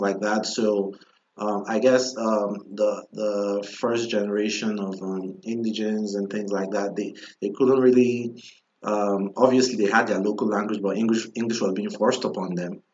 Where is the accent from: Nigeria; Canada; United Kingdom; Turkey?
Nigeria; now in United States; growing up in Nigeria